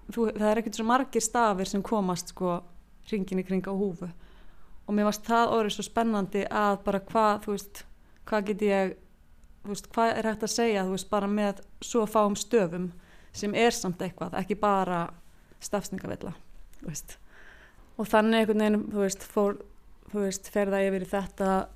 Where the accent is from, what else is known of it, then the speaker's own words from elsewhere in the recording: Iceland; ég er frá Jæðri